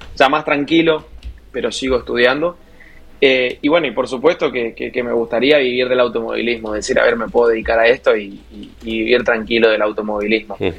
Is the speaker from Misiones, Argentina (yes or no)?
yes; Puerto Iguazú, Misiones, Argentina; Yo soy oriundo de Puerto Iguazú, de las cataratas